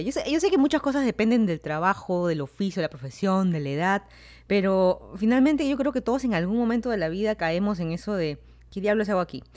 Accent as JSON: {"language": "Spanish", "region": "Lima", "country": "Peru", "also_born_or_lived": "Miami, United States / Fairfax County, Virginia, United States", "moved": "as an adult", "lives_now": "Virginia, United States", "said": "yo soy de Lima, Perú. Me mudé a Estados Unidos ya hace casi cuatro años"}